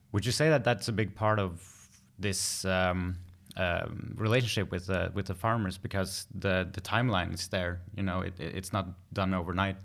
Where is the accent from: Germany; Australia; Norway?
Norway; born or raised there; also born or lived in Bogota, Colombia